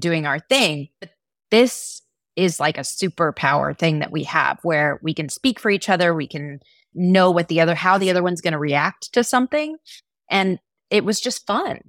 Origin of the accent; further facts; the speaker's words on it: Texas, United States; I come from Texas, which is very sporty kind of space